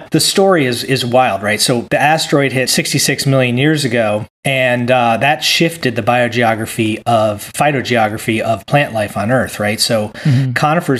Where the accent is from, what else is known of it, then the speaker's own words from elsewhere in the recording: Virginia, United States; moved away; also born or lived in California; I grew up in Virginia in the Appalachian mm-hmm. and the Piedmont and the Appalachian Mountains.